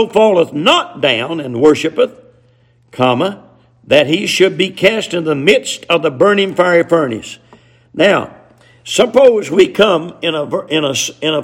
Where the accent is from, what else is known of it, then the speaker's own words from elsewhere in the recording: the South, United States; accent: hillbilly English; us hillbillies down here in the South